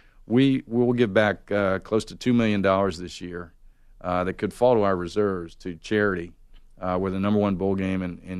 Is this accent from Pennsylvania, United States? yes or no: yes; Pittsburgh, Pennsylvania, United States; now in Atlanta, United States; living in Atlanta, I grew up in Pittsburgh.